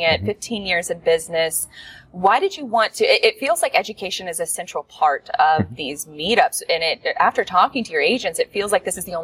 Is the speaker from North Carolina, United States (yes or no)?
no; Jacksonville, Florida, United States; we're both from Jacksonville, Florida